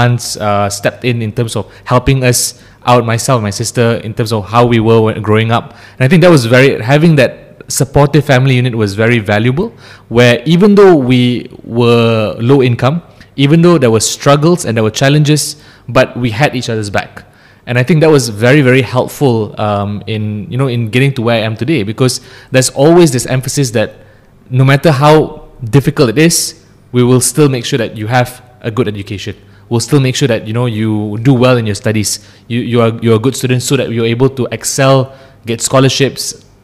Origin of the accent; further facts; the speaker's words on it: Ampang, Selangor, Malaysia; also born or lived in Cheras; I grew up in Ampang. Then I moved to Cheras. So I've been in the Klang Valley for my entire life.